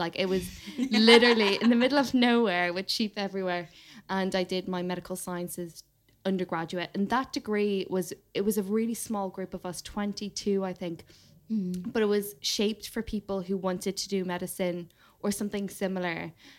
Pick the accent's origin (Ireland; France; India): Ireland; So I grew up in Ireland and I did the equivalent of the A levels.